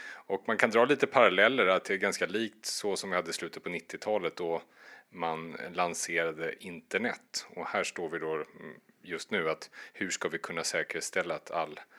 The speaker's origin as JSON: {"language": "Swedish", "region": "Värmland", "country": "Sweden", "said": "som värmlänning"}